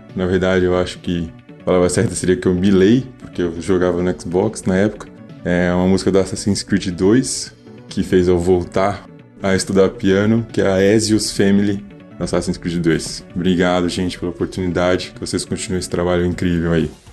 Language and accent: Portuguese; São Paulo, Brazil; sou de São Paulo, capital, tenho 26 anos